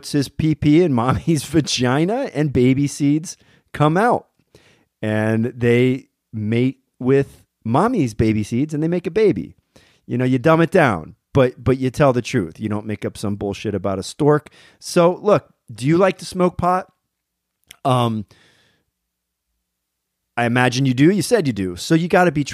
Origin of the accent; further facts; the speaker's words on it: Berwick, Pennsylvania, United States; moved away; my hometown in Berwick, Pennsylvania